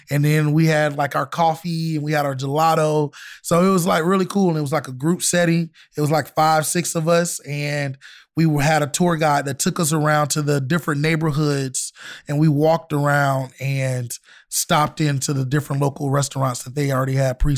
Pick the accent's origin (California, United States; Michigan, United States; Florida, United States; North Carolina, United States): Florida, United States; I'm from Florida, so yeah, a lot of Jamaican food.